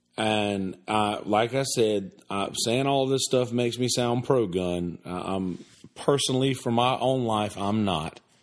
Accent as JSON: {"language": "English", "region": "the South", "country": "United States", "tie": "born or raised there", "said": "I grew up in the South."}